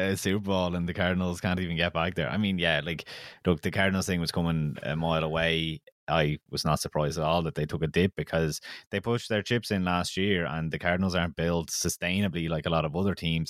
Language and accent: English; Kildare, Leinster, Ireland; I'm from Kildare